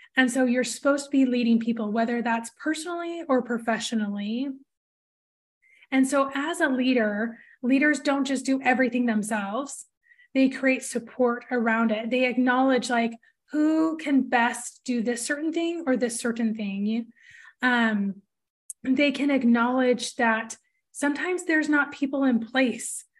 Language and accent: English; Portland, Oregon, United States; I'm from Portland